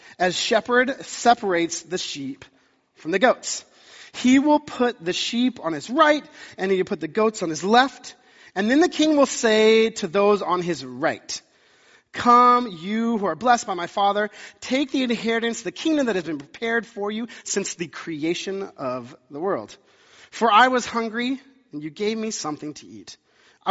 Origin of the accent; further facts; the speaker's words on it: the South, United States; moved away; I grew up in the South